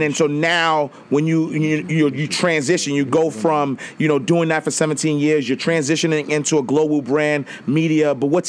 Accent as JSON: {"language": "English", "town": "Harlem", "region": "New York", "country": "United States", "tie": "born or raised there", "said": "because, you know, me growing up, you know, like I grew up in Harlem"}